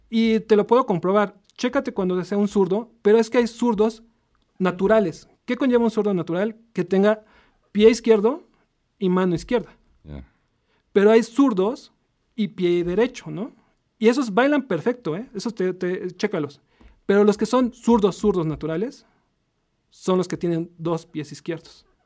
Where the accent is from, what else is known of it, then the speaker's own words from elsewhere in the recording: Puebla, Mexico; Soy poblano. Soy poblano de 100% poblano. Soy 100% poblano.